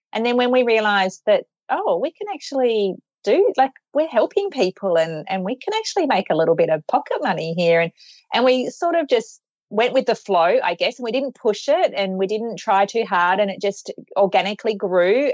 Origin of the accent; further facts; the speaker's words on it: Australia; we're from Australia